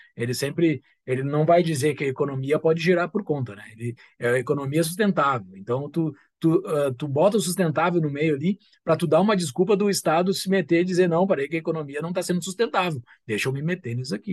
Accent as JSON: {"language": "Portuguese", "area": "Gaúcho", "region": "Rio Grande do Sul", "country": "Brazil", "said": "nós somos gaúchos"}